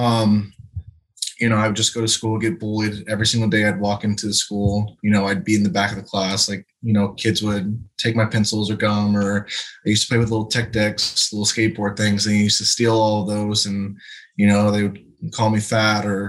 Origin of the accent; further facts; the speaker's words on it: Lakeland, Florida, United States; So I'm originally from Lakeland, Florida. Grew up with my sister and mom.